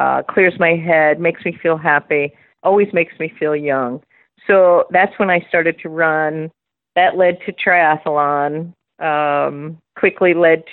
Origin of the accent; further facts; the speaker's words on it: Philadelphia, Pennsylvania, United States; moved away as an adult; now in Florida, United States; I am originally from Philadelphia, Pennsylvania. I grew up in a section